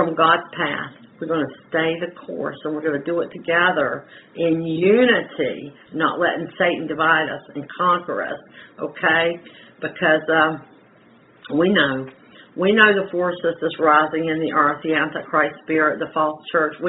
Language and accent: English; the Carolinas, United States; I'm from the Carolinas